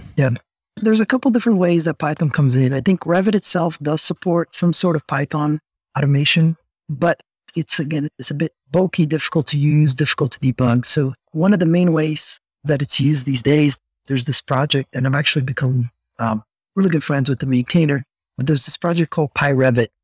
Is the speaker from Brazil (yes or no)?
yes; Brazil; English is a second language; moved away; I grew up in Brazil